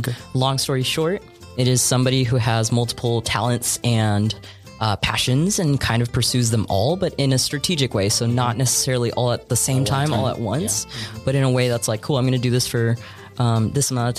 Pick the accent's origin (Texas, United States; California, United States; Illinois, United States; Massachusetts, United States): Texas, United States; Brownsville; moved away as an adult; also born or lived in San Antonio, Texas / Puerto Rico (ancestry); now in Austin, United States; I was born in San Antonio, and then fourth grade, I moved down to Brownsville, the Valley. I stayed down there till... I graduated from high school